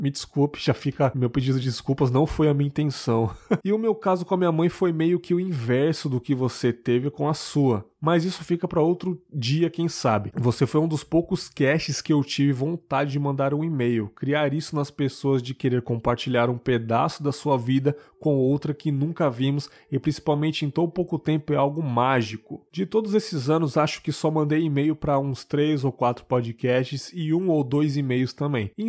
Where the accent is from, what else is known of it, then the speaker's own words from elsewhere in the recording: Guarulhos, São Paulo, Brazil; tenho 31 anos e sou de Guarulhos, São Paulo.